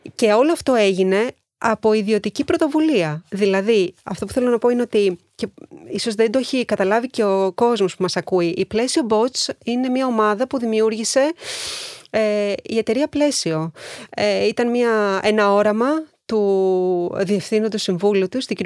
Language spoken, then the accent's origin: Greek; Greece; και ως Ελληνίδα και ως μαμά